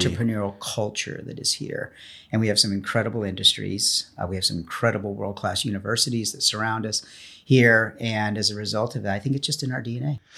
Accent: Los Angeles, California, United States; fourth generation Angelino

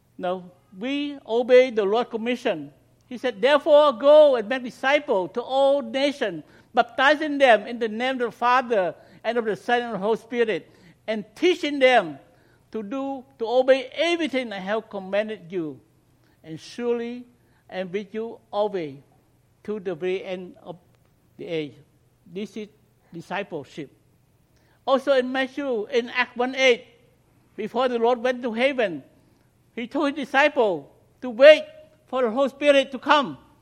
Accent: Cambodia; first language Khmer; English is a second language; moved away; my native language, Cambodian

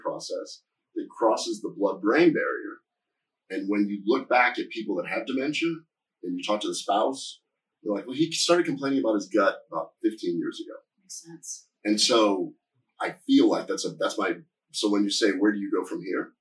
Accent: Nebraska, United States; moved away; I'm from Nebraska originally

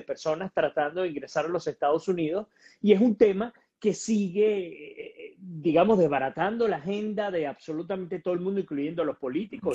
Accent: Venezuela; soy venezolano, así que pues tengo todo el derecho porque en mi sangre lo que corre es vena venezolana

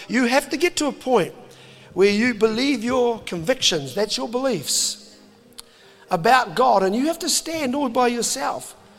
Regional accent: New Zealand; I'm a Kiwi dad.

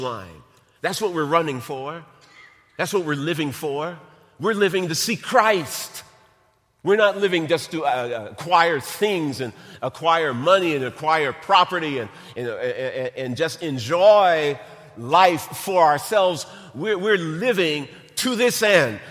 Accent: North Chicago, Illinois, United States; I grew up in North Chicago, grew up in Lake County

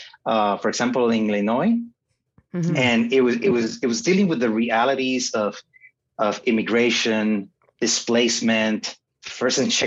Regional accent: Puerto Rico; I was born and raised in Puerto Rico

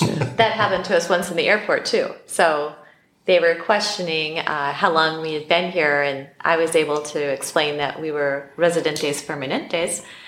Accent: Black Hills of South Dakota, United States; now in Mexico; I grew up in the Black Hills of South Dakota

